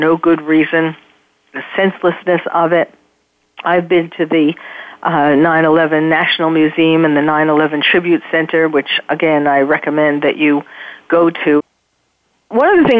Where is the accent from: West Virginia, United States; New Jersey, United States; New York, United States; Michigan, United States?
New York, United States; New York City; moved away as an adult; now in California, United States; I'm born and raised in New York, but I had moved here